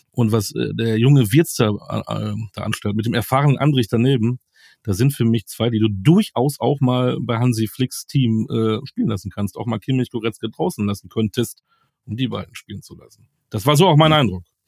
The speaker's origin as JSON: {"language": "German", "town": "Münster", "region": "North Rhine-Westphalia", "country": "Germany", "tie": "born or raised there", "said": "Ich habe da meine halbe Jugend verbracht. Äh, ich bin ein Münsteraner"}